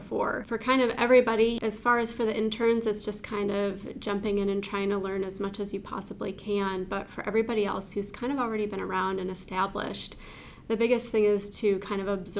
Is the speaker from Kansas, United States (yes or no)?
no; St. Joseph, Michigan, United States; I was born and raised in St. Joseph, Michigan